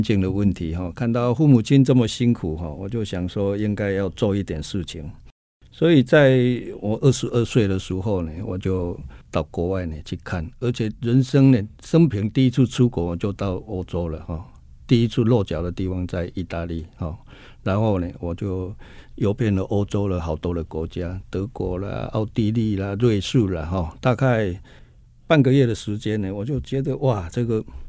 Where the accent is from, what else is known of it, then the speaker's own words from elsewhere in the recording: Budai, Chiayi County, Taiwan; moved away; also born or lived in Kaohsiung; 我是出生在嘉义的这个西南边角的地方哈，在嘉义的布袋哈，那那个地方呢，真的是环境呢是，坦白说呢是非常，非常边陲的地带哈